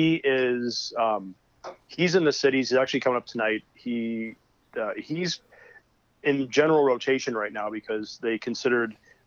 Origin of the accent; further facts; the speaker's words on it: Minneapolis, Minnesota, United States; also born or lived in Grand Rapids, Minnesota; I am from Minneapolis, Minnesota